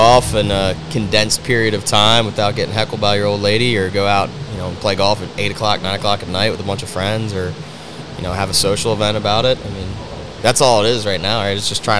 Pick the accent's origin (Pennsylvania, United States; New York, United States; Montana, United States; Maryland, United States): Maryland, United States; Baltimore; moved away as an adult; also born or lived in Virginia / Seattle; now in Arizona, United States; I grew up in Baltimore, actually.